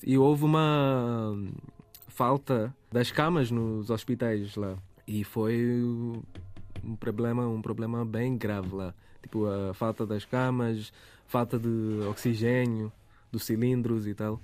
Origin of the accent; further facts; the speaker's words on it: Goa, India; Portuguese is a second language; moved away as an adult; now in Portugal; eu sou de Goa